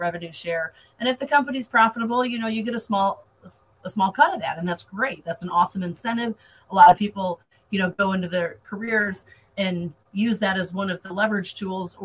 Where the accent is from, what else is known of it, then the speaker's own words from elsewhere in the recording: Michigan, United States; moved away as an adult; now in Florida, United States; I'm originally from Michigan and moved to Florida about 3 years ago